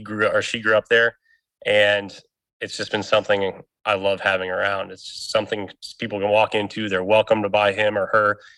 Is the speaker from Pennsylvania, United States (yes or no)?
no; Indiana, United States; born there; also born or lived in Texas / Illinois; I was born in Indiana. I moved to Southern Texas. I bounced around from different cities in Southern Texas. I then bouncing back and forth in Texas between Houston, Alvin, Southern areas, and then moving to Indiana, then to Illinois, then to Indiana